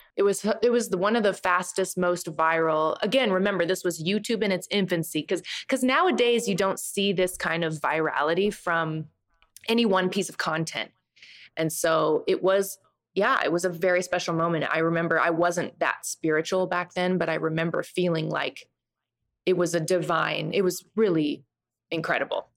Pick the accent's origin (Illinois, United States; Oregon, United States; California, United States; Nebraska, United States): Nebraska, United States; moved away as an adult; also born or lived in Boston; I'm from Nebraska